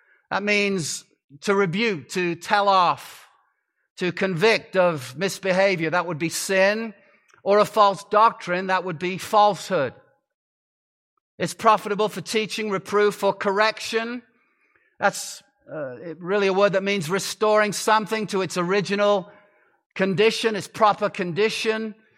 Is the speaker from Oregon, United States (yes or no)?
no; Arizona, United States; I come from the Grand Canyon State, though my accent does not reveal that now. But I've lived in Arizona for some time, and we're called the Grand Canyon State because that's where the Grand Canyon is.